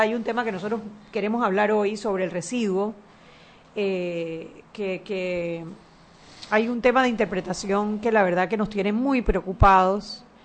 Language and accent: Spanish; Panama; nosotros como panameños